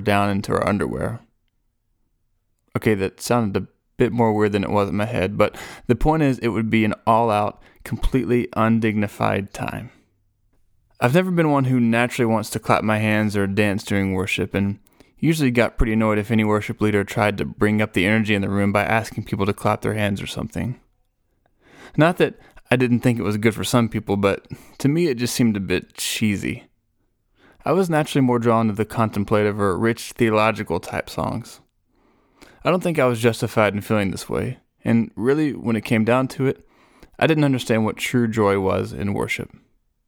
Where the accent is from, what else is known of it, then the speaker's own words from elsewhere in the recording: Nashville, Tennessee, United States; I was from Nashville